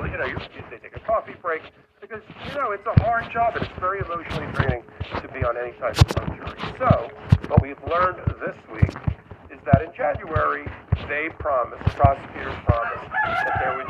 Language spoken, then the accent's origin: English; New York, United States; which as a New Yorker